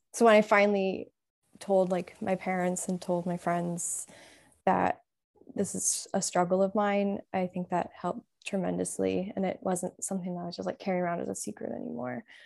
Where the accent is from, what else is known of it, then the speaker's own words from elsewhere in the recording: Illinois, United States; I'm from Illinois, um, also Midwest